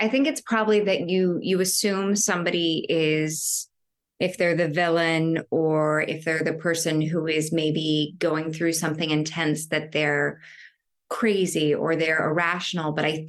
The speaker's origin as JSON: {"language": "English", "region": "Oklahoma", "country": "United States", "lives_now": "New York, United States", "said": "I am originally from Oklahoma, and I've been in New York for some time now."}